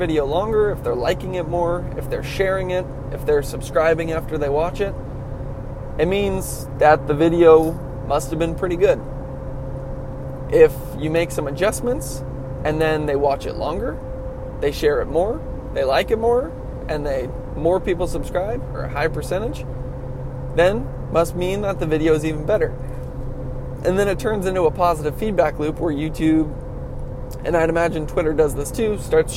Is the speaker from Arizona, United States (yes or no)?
no; California, United States; I'm a Californian.